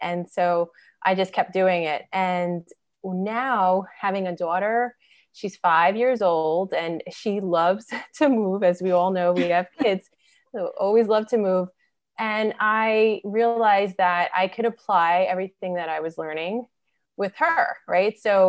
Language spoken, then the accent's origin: English; New York City, New York, United States; So I'm from Brooklyn, New York